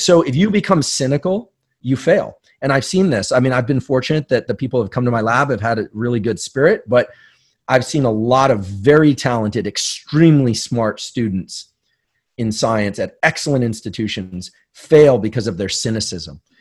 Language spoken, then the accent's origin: English; San Francisco, California, United States; growing up in New Zealand or in, you know, South Bay, San Francisco